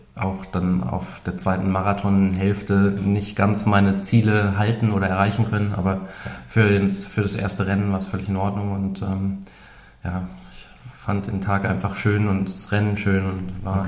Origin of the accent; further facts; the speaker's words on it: Ruhr area, North Rhine-Westphalia, Germany; now in Munich, Germany; Ich komme aus dem Ruhrgebiet